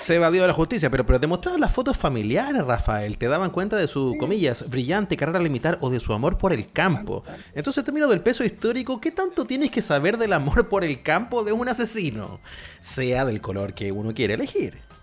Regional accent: Chile

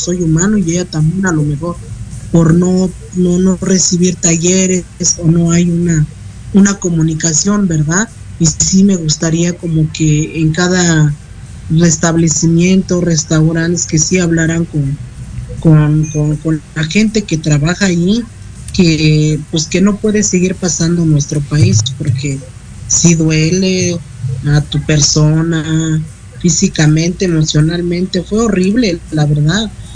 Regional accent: Mexico; como mexicanos

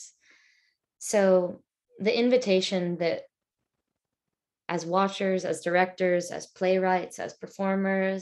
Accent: Atlanta, Georgia, United States; moved away as an adult; also born or lived in Broad River, Northeast Georgia; now in Austin, United States; I grew up in the Chattahoochee watershed in Georgia.

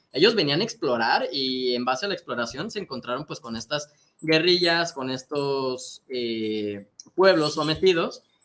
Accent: Mexico; nosotros como mexicanos

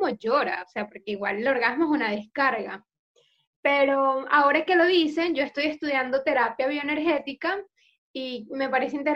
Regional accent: Venezuela; Con lo cual para mí fue un contraste cuando vengo de Venezuela y, es todo...

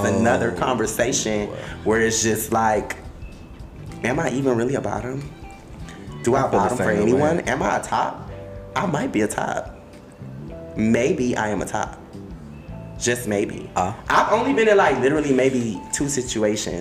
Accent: Miami, Florida, United States; accent: Miami accent

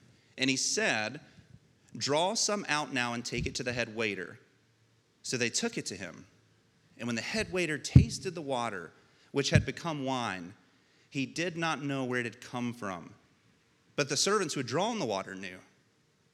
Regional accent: United States; you and I gain our citizenship as American citizens

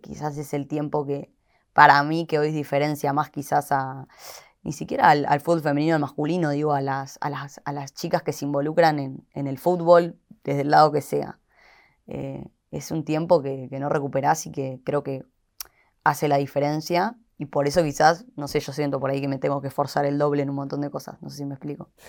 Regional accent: Haedo, Buenos Aires Province, Argentina; Somos de Aedo los dos, salimos ahí del, barrio

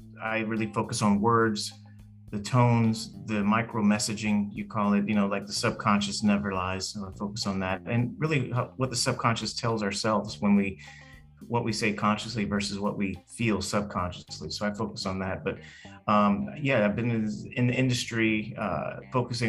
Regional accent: Los Angeles, California, United States; I grew up in Hollywood, California, around a lot of celebrities

